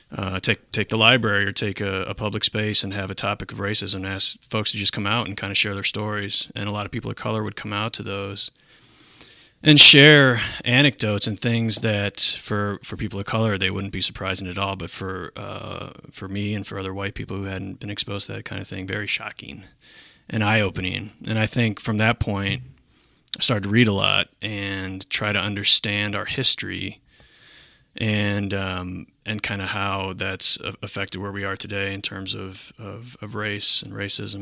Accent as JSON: {"language": "English", "region": "Michigan", "country": "United States", "tie": "born or raised there", "moved": "yes", "lives_now": "Milwaukee, United States", "said": "I grew up in Michigan"}